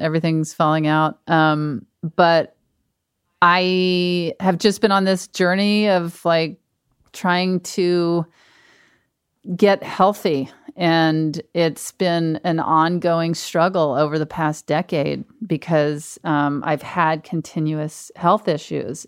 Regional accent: Mississippi, United States; moved away; my hometown in Mississippi is an hour away

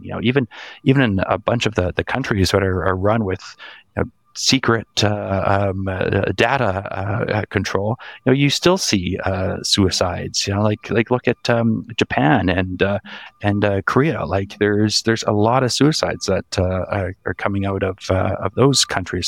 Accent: Canada; I, I grew up in Canada my entire life.

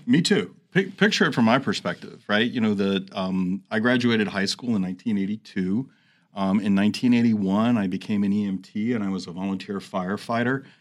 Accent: New York City, New York, United States; moved away as an adult; also born or lived in New Jersey / Phoenix, Arizona; now in Washington, D.C., United States; I grew up in New York City, New Jersey area

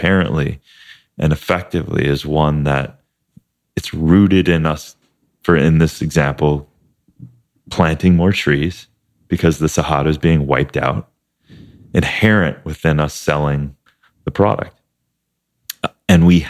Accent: Midwest, United States; a family that we grew up with in Midwest

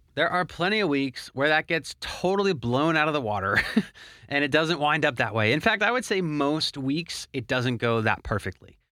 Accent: Philadelphia, Pennsylvania, United States; moved away as an adult; now in Miami, United States; I actually moved away from my hometown of Philadelphia to Miami, Florida

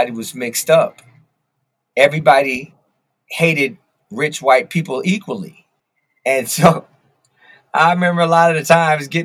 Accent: Los Angeles, California, United States; I grew up in the Valley, right? So my parents moved from L.A. into a predominantly white neighborhood

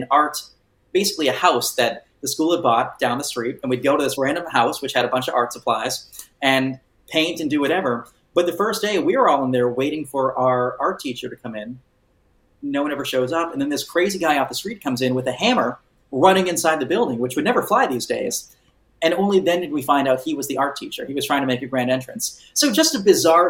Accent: Cape Cod, Massachusetts, United States; I grew up on Cape Cod where we'd get 5, 10 thunderstorms a year

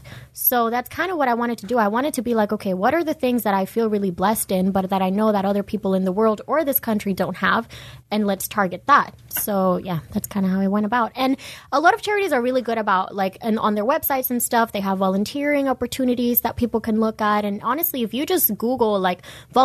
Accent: Dominican Republic; moved away; I was born and raised in Dominican Republic, but I still consider myself half Dominican, half Venezuelan

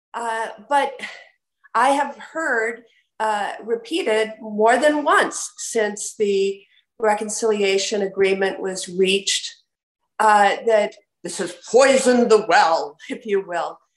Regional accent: Wisconsin, United States; my home state of Wisconsin

